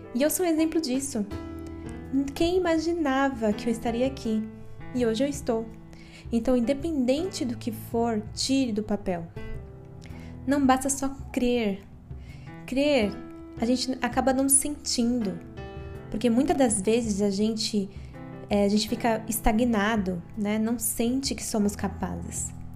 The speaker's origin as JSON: {"language": "Portuguese", "town": "Guarulhos", "region": "São Paulo", "country": "Brazil", "tie": "born or raised there", "said": "eu nasci e vivo em Guarulhos, São Paulo"}